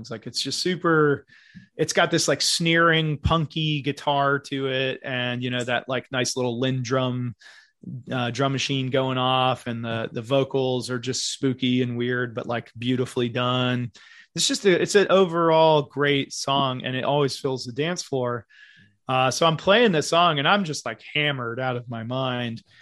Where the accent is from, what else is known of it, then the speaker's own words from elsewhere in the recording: Berlin, Germany; I was stationed in Germany because I'm from Berlin originally